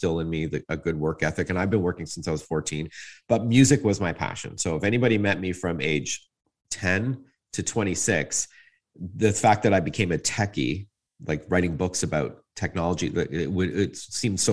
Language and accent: English; Toronto, Ontario, Canada; I was born in North York at Branson in 1970